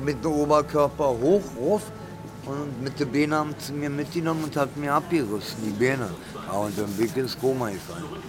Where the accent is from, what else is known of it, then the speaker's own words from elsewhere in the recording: Berlin, Germany; also born or lived in Italy; Wir sind beide aus Berlin, wir sind richtige Berliner